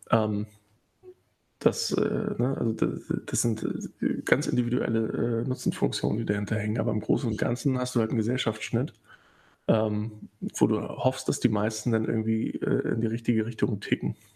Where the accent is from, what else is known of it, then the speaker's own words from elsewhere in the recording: East Germany, Germany; born there; Ich bin ja im Osten geboren und auch noch zu einer Zeit, wo man noch ein bisschen was mitbekommen hat.